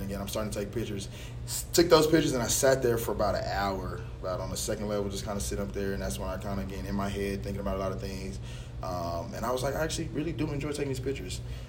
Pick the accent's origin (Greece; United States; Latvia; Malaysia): United States; DeSoto; we're from DeSoto